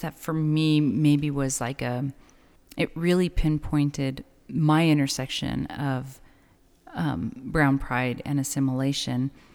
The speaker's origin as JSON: {"language": "English", "town": "El Paso", "region": "Texas", "country": "United States", "tie": "born or raised there", "moved": "yes", "lives_now": "Las Cruces, United States", "said": "being born and raised in El Paso"}